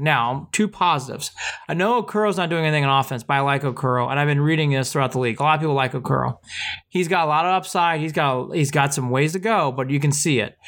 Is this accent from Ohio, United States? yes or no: yes; Hilliard, Ohio, United States; played on the same soccer team growing up in Hilliard, Ohio